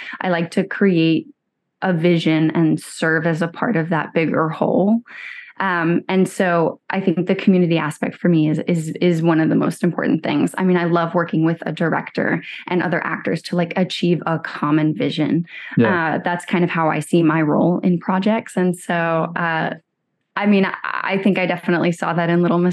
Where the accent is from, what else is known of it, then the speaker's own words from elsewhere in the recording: Chapel Hill, North Carolina, United States; moved away; also born or lived in Durham, North Carolina; grew up in Chapel Hill